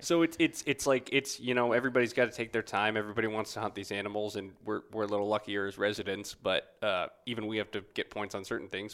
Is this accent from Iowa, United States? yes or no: no; Wisconsin, United States; moved away; also born or lived in Tennessee; I grew up in the Midwest in Wisconsin and then spent some of my formative years also in Tennessee